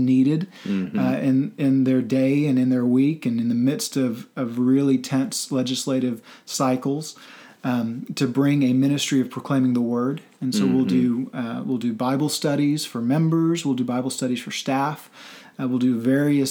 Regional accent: Central Texas, United States; also born or lived in Washington, D.C. area / Northern Virginia; now in Oklahoma City, United States; I'm originally from Central Texas, moved up to D.C.

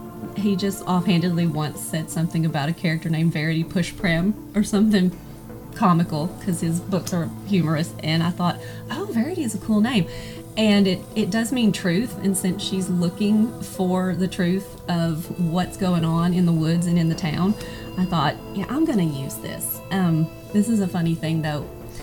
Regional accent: Arkansas, United States; accent: Southern; you can probably tell from my accent that I am Southern and I'm from Arkansas. I've lived in the same small town for my entire life. It's got 300 people and thousands of cows.

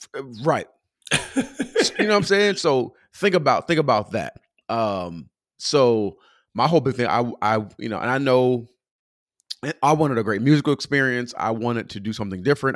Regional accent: Pomona, California, United States; moved away as an adult; also born or lived in Moreno Valley, California; now in Atlanta, United States; I'm from Pomona, California. So I grew up in church called New Testament

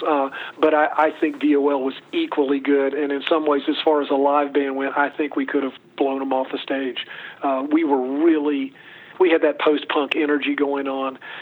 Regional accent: Chapel Hill, North Carolina, United States; I grew up in Chapel Hill, North Carolina

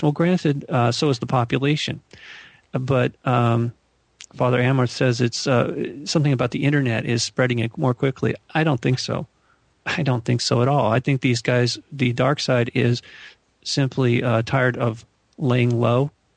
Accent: Malibu, California, United States; where I grew up in Malibu

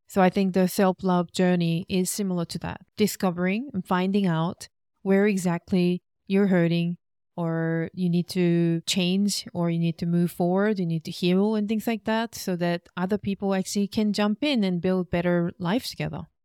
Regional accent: South Korea; moved away as an adult; also born or lived in Australia; Korean staple foods 'cause that reminds me of my hometown.

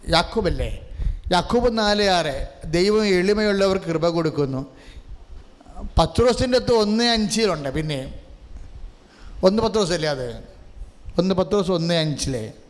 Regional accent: Kerala, India

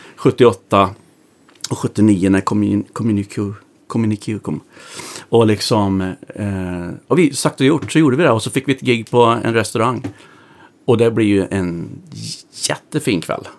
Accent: Västergötland, Västra Götaland, Sweden; Vi är västgötar bägge två

